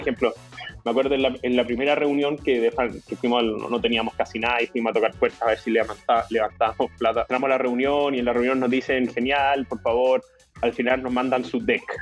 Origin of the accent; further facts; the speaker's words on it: Chile; yo soy chileno, tengo 37 años.